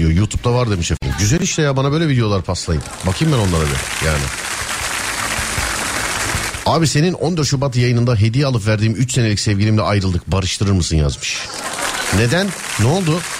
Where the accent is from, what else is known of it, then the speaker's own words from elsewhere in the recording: Sivas, Sivas Province, Turkey; Ben de Sivaslı olarak buradayım.